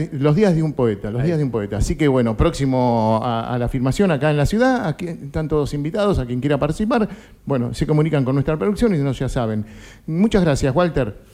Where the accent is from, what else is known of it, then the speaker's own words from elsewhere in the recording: Banfield, Buenos Aires Province, Argentina; yo soy del sur del Gran Buenos Aires, de Banfield